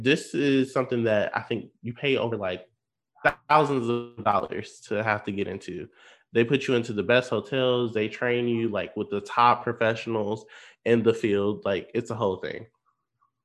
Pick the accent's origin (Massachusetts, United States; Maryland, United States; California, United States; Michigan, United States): Michigan, United States; Benton Harbor; moved away as an adult; now in Grand Rapids, United States; I tell people I'm from Michigan